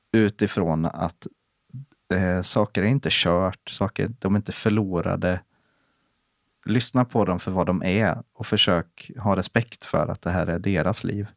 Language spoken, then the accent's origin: Swedish; Sweden; som svensk